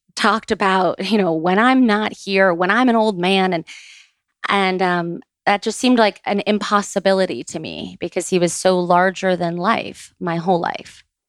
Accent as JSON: {"language": "English", "town": "Boca Raton", "region": "Florida", "country": "United States", "tie": "born or raised there", "said": "we grew up in Boca Raton"}